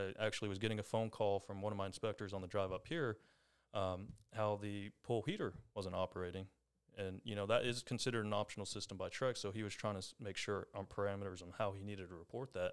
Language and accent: English; Longview, Texas, United States; I'm from Longview, born and raised